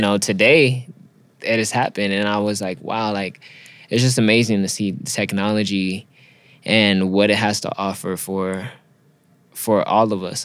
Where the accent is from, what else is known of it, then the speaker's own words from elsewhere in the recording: Los Angeles, California, United States; also born or lived in Inland Empire, California; I grew up in Los Angeles and in between Los Angeles and Inland Empire